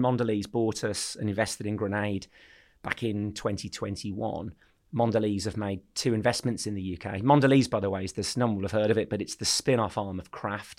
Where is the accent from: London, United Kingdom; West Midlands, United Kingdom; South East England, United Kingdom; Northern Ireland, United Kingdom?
West Midlands, United Kingdom; Birmingham; also born or lived in Poole; I'm from Birmingham. Um, so I grew up in Hall Green in Birmingham